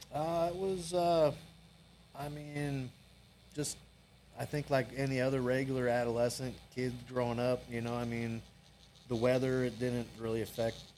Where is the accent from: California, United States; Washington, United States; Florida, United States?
Washington, United States; Everett; there was a tattoo shop in Everett that was close to my high school